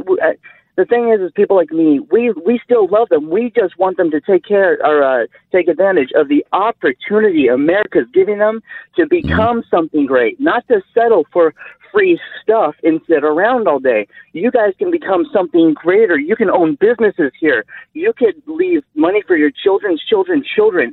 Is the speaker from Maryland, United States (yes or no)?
no; California, United States; moved away as an adult; now in Indiana, United States; I'm from California. I had to move out to Indiana uh, because it was so difficult to live out there.